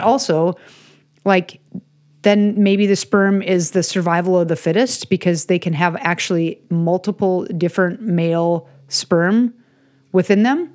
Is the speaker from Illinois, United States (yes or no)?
yes; Chicago, Illinois, United States; I grew up in Chicago